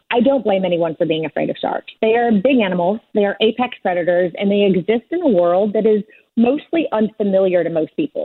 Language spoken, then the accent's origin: English; Bartlesville, Oklahoma, United States; also born or lived in Warsaw, Poland; I was born in Warsaw, Poland, and we came over when I was 5 years old. So from Warsaw, Poland to Bartlesville, Oklahoma